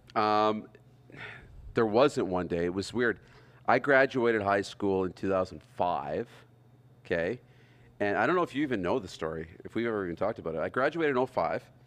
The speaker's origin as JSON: {"language": "English", "town": "Wynyard", "region": "Saskatchewan", "country": "Canada", "tie": "born or raised there", "said": "Growing up in Wynyard"}